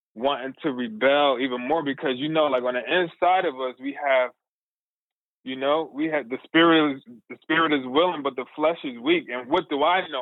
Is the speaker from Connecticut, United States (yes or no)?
yes; New Haven, Connecticut, United States; I'm from New Haven, Connecticut. Um and it's the area in New Haven called the New Hallville section um, of our town